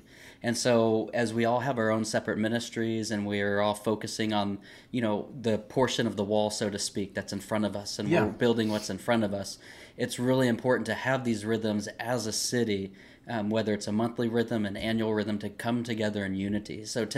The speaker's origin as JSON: {"language": "English", "region": "the South", "country": "United States", "said": "I'm from the South. I'm military. My father was military."}